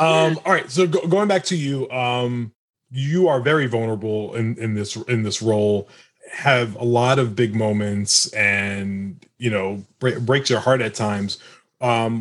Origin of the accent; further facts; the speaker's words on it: United States; I'm American. I was born in America